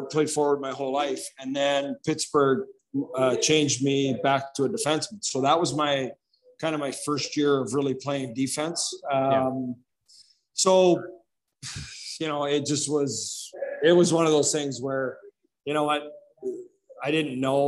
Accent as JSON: {"language": "English", "town": "Regina", "region": "Saskatchewan", "country": "Canada", "tie": "born or raised there", "said": "growing up Regina's, you know, not easy. I mean, living in Glencairn and growing up in the East End"}